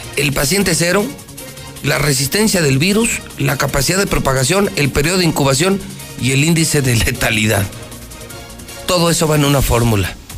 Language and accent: Spanish; Aguascalientes, Mexico; mi pueblito de mi ranchito Aguascalientes